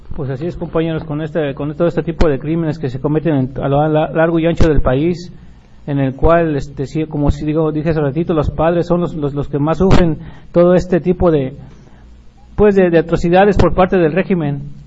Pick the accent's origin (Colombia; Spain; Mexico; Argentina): Mexico; nosotros como mexicanos